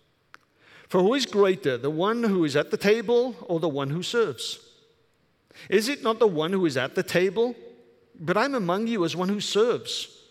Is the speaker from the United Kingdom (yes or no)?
yes; Welsh, Wales, United Kingdom; now in Michigan, United States; I'm Welsh